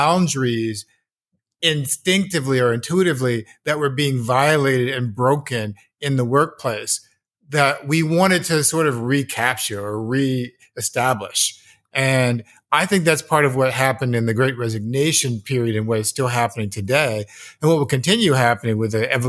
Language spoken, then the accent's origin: English; United States; also born or lived in Los Angeles; as an American young capitalist in the 1980s